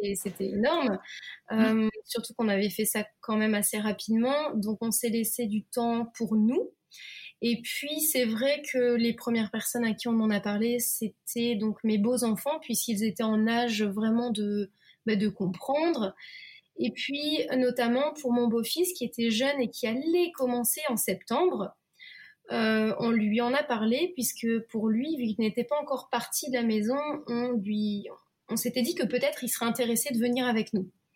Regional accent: Lille, Hauts-de-France, France; moved away as an adult; also born or lived in Belgium / United States; now in Japan; moi, je suis lilloise, donc je suis du nord de la France

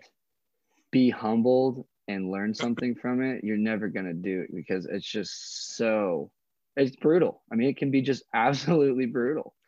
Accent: Coeur d'Alene, Idaho, United States; I'm born and raised here in a town called Coeur d'Alene

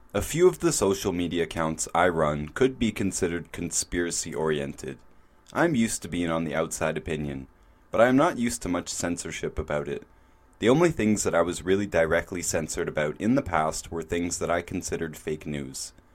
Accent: Canada; My home country of Canada

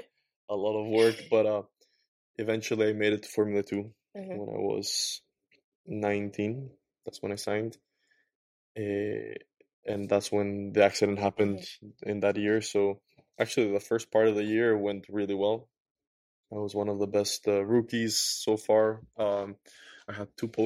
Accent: Quito, Pichincha, Ecuador; So I was born in Ecuador. Mm-hmm. Quito, Ecuador, the capital

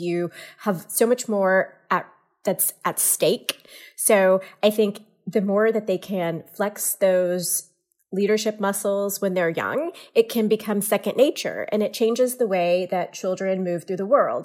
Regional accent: Louisiana, United States; moved away as an adult; also born or lived in Houston, Texas / Cincinnati, Ohio / Charlotte, North Carolina / Oakland, California; now in Orinda, United States; I'm actually originally from Louisiana

